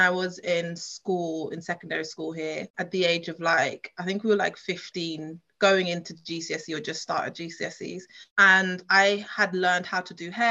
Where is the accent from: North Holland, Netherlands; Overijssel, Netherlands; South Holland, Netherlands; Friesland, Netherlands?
South Holland, Netherlands; Leiden; also born or lived in London; now in United Kingdom; I grew up in a town called Leiden, which is about under an hour from Amsterdam